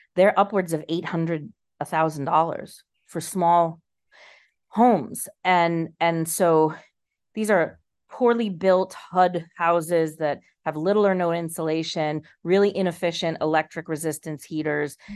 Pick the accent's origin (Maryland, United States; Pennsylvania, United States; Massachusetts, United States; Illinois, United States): Massachusetts, United States; Boston; now in Charlestown, Rhode Island, United States; I was born and raised in in the Boston area